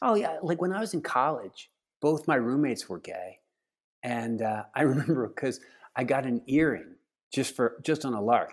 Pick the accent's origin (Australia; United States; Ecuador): United States; outside of Philadelphia, Pennsylvania; I grew up outside of Philadelphia on the campus of Eastern Baptist College